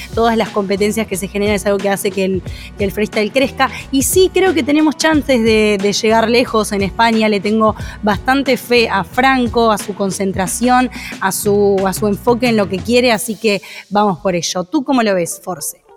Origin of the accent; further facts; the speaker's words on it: Uruguay; parte mía como uruguaya